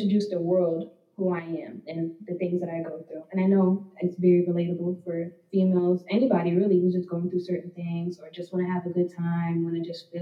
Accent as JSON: {"language": "English", "town": "Danbury", "region": "Connecticut", "country": "United States", "moved": "yes", "said": "I'm from Danbury originally. All my family's out there."}